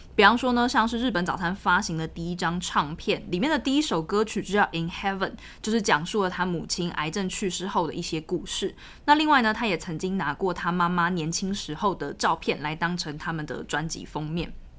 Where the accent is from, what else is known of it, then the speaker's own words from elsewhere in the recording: Taiwan; 身为一个台湾人